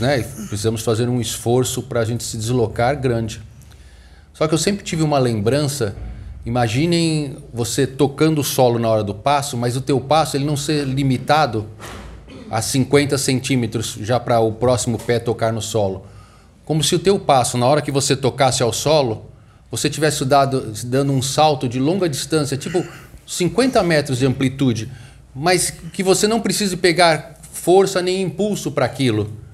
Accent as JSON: {"language": "Portuguese", "town": "Santos", "region": "São Paulo", "country": "Brazil", "said": "eu sou de Santos"}